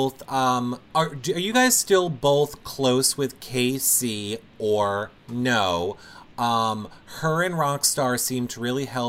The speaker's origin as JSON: {"language": "English", "region": "New York", "country": "United States", "said": "I'm from New York"}